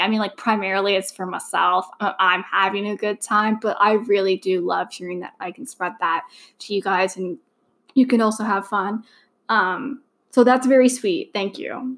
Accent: Canada; I'm also Canadian

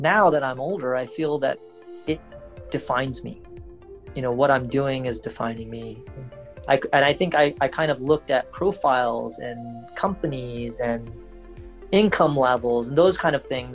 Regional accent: West Virginia, United States; moved away as an adult; also born or lived in Baltimore, Maryland / Washington, D.C. / California / Midwest; now in Bangalore, India; I grew up in a small college town in West Virginia, where my dad was a professor at the local university

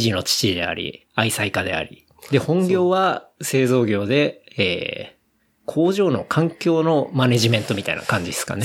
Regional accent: Saitama, Japan; also born or lived in Osaka; まあ僕も地元埼玉ですし

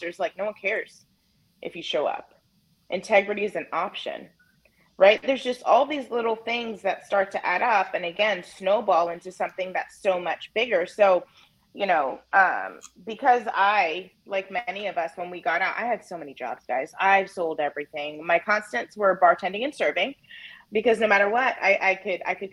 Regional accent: Napa Valley, California, United States; moved away as an adult; also born or lived in Albany, New York / upstate New York; I grew up in Napa Valley, California

